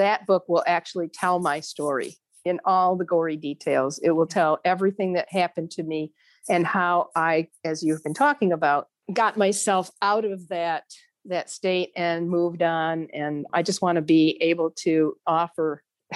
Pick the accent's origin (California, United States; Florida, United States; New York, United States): New York, United States; moved away; also born or lived in Virginia; I was moving back to New York State. And I moved in the summer of 2019, and I've been here ever since.